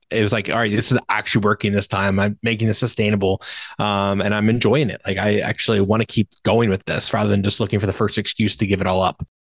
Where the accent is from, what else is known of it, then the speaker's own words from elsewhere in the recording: Virginia, United States; moved away as an adult; now in Michigan, United States; I grew up in Virginia. my entire life, basically. I live in Michigan now